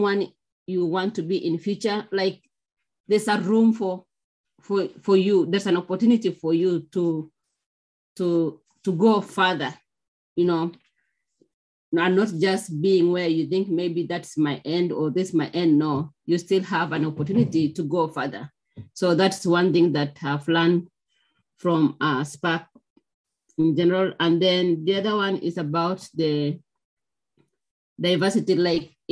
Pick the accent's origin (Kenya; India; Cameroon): Kenya; moved away; I come from Kenya.